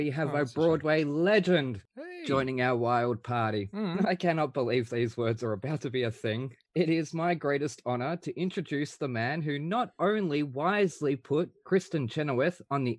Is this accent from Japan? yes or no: no; Australia; I was born in Australia, but live in Australia.